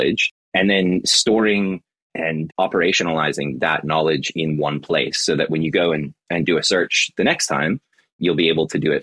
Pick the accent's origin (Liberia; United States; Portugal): United States; Florida; also born or lived in United Kingdom; now in Melbourne, Australia; I'm originally from Florida